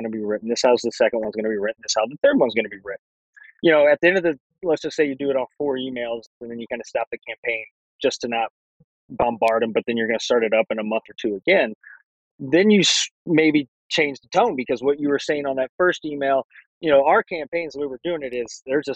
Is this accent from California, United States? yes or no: no; St. Louis, Missouri, United States; we're from St. Louis area